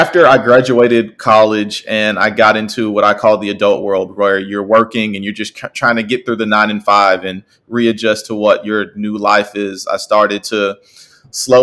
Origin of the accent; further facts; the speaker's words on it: Tuscaloosa, Alabama, United States; I'm originally from Tuscaloosa, Alabama.